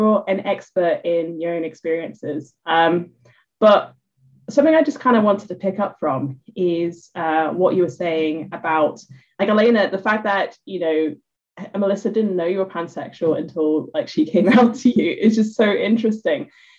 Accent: Philippines; all the identities I have as well, such as being Filipino, for example.

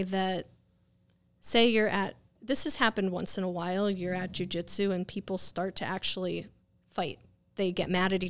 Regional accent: West Hartford, Connecticut, United States; now in Groton, United States; West Hartford and Bloomfield.

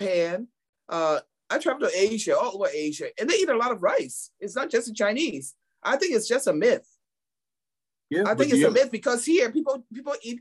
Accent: Liberia; moved away; when I was growing up in Liberia, my father was a farmer

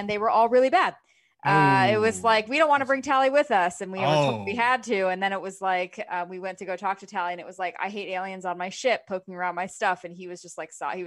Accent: Florida, United States; I'm from Florida

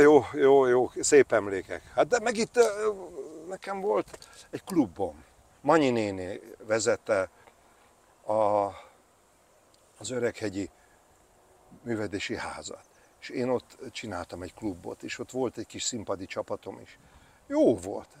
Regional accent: Hegykő, Győr-Moson-Sopron, Hungary; moved away; also born or lived in Székesfehérvár; Tehát az igazi haza az mindig a szülőfalum hegykő, ott a Fertőtó partján

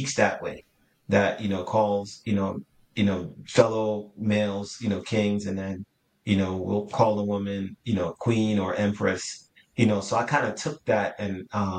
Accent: Jamaica; now in United States; I was born and raised in Jamaica

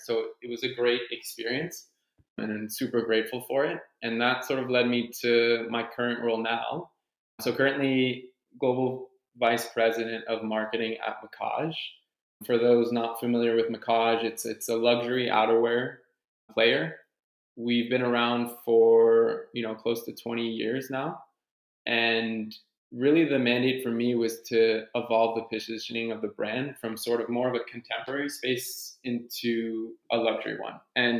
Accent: Cincinnati, Ohio, United States; born there; So my parents are French Canadian. They were born and raised in Quebec, but I was born in the US. So I was born in Cincinnati.

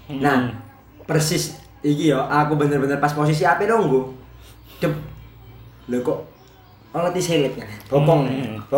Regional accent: Java, Indonesia; Oke, aku wong Jawa. Teman-temanku yang pakai bahasa Jawa halus, sama-sama orang Jawa.

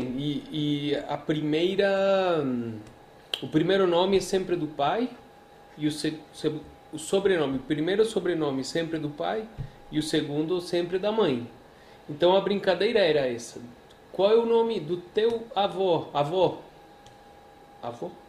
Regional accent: Medellín, Antioquia, Colombia; now in Brazil; nasci na Colômbia, muito prazer, nasci em Medellín, Colômbia

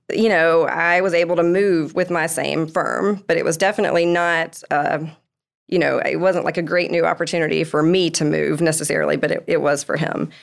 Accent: Columbia, South Carolina, United States; now in Greenville, United States; I'm from Columbia, I lived there my whole life, went to school, moving to the upstate

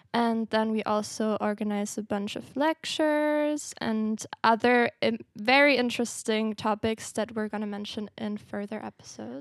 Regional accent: Austria; moved away as an adult; now in Groningen, Netherlands; I'm from Austria

